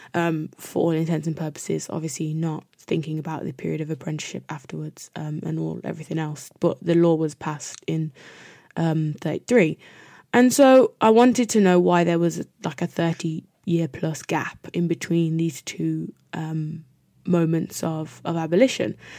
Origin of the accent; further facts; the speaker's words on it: United Kingdom; as Black British people